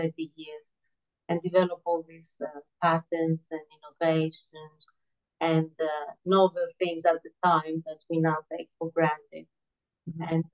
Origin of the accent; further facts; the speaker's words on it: Greece; I was born in Greece